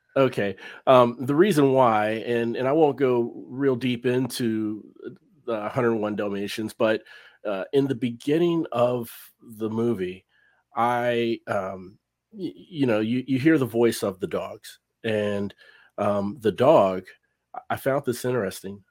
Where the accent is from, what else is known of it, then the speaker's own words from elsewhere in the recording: Cincinnati, Ohio, United States; moved away as an adult; now in North Texas, United States; I'm from Cincinnati, Ohio